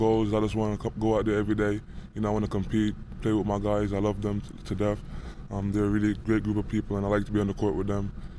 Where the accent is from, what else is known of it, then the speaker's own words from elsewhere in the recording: New York, United States; And he's from New Jersey, but I'm from New York, so I used to watch him when I was younger.